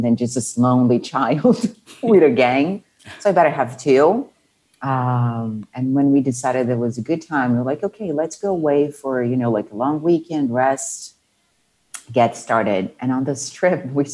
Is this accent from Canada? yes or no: no; Brazil; moved away as an adult; now in Mexico; I am originally from Brazil, born and raised